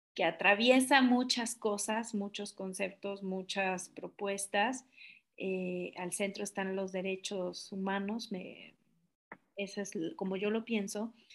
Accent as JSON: {"language": "Spanish", "town": "Tapachula", "region": "Chiapas", "country": "Mexico", "tie": "born or raised there", "said": "yo soy de Tapachula originaria"}